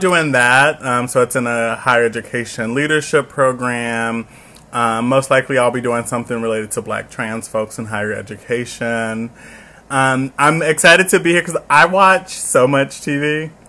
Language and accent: English; Chicago, Illinois, United States; I'm from the South Side of Chicago, proudly